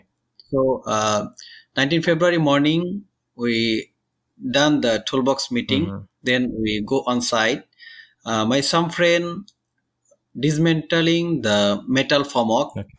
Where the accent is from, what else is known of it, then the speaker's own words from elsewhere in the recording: Bangladesh; moved away as an adult; now in Singapore; I am 32 years old and I'm from Bangladesh.